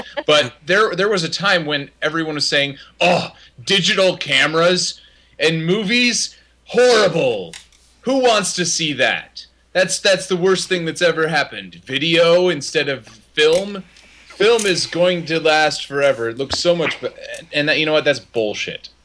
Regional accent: Indiana, United States; I'm from Indiana

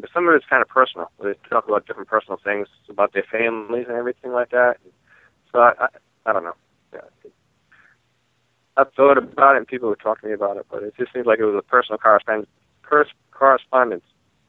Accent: Providence, Rhode Island, United States; I grew up in Providence

